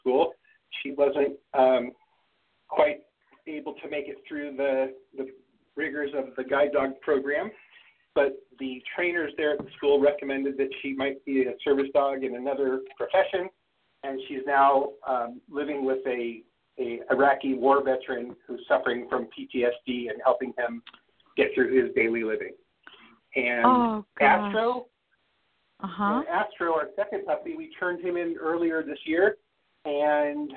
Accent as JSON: {"language": "English", "town": "Los Angeles", "region": "California", "country": "United States", "tie": "born or raised there", "said": "I'm born and raised in the San Fernando Valley area of Los Angeles"}